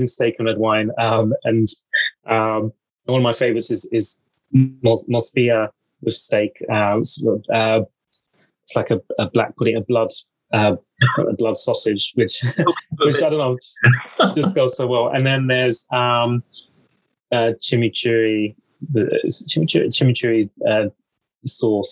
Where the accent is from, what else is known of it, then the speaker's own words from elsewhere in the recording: London, United Kingdom; I was born and brought up in North London